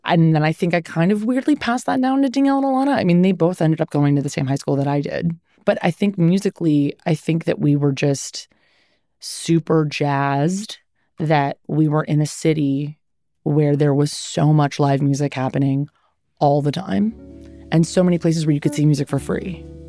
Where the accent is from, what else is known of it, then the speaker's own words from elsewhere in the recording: Los Angeles, California, United States; I grew up in the Valley.